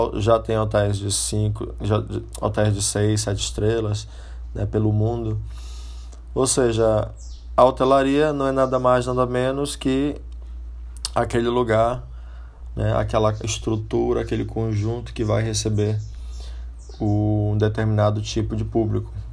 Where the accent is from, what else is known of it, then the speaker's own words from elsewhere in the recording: Brazil; moved away as an adult; eu já saí do Brasil, já formado em turismo